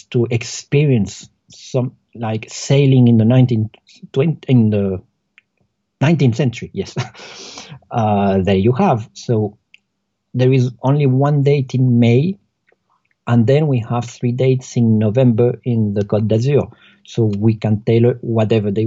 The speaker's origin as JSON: {"language": "English", "country": "Colombia", "moved": "yes", "said": "I'm from Colombia"}